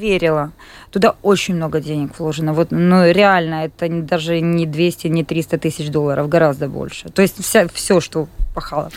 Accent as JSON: {"language": "Russian", "town": "Kropyvnytskyi", "region": "Kirovohrad Oblast", "country": "Ukraine", "moved": "as an adult", "lives_now": "Latvia", "said": "Я из города Крапивницкого, это центральная Украина, областной город"}